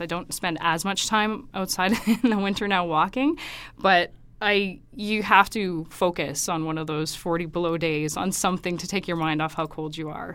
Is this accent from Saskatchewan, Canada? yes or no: yes; Saskatoon, Saskatchewan, Canada; moved away as an adult; also born or lived in Regina / Toronto / Kingston / Ottawa; now in Alberta, Canada; I grew up in Saskatoon, went to school there, went to university in Regina as well